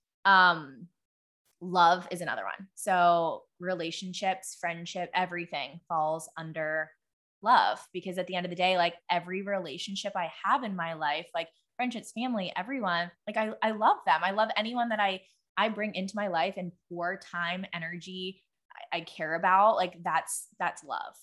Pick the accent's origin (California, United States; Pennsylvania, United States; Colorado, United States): Pennsylvania, United States; Pittsburgh; I grew up in Pittsburgh